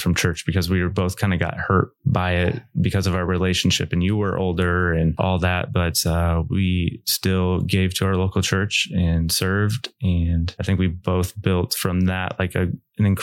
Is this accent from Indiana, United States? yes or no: yes; Goshen, Indiana, United States; from Northern Indiana here, Goshen. Like, this is where I was raised.